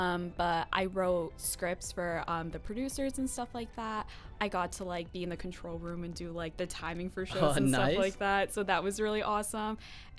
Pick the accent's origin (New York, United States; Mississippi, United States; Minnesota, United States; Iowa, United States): New York, United States; Westchester; moved away as an adult; now in Connecticut, United States; And I said I'm from New York, but it's like Westchester, close to Manhattan.